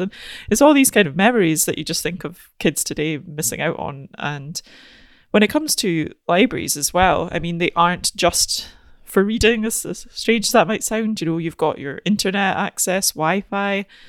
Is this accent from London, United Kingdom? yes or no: no; Aberdeen, Scotland, United Kingdom; I'm from Aberdeen